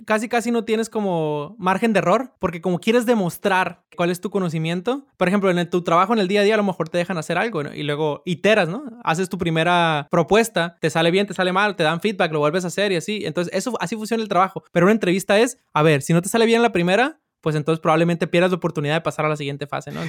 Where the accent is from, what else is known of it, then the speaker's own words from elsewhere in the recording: Sinaloa, Mexico; yo soy de Sinaloa